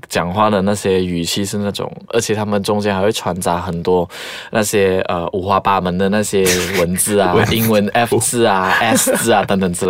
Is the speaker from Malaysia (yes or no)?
yes; Malaysia; 特别是我们马来西亚人，我们在沟通上面真的是要下一点功夫。